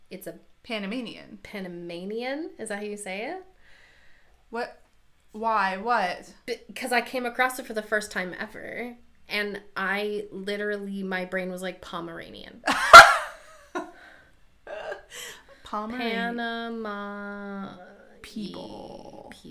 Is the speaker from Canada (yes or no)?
yes; Canada; But like we're Canada and we're